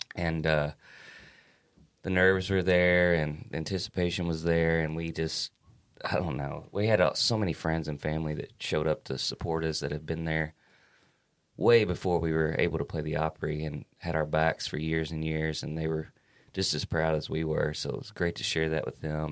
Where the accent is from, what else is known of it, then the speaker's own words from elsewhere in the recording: Kentucky, United States; we're from Kentucky, and our Kentucky roots always make their way through the music